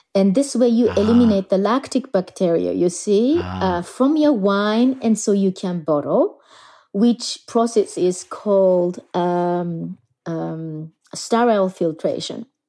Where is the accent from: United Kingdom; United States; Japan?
Japan; moved away as an adult; also born or lived in Germany; now in Burgundy, France; I am originally from Japan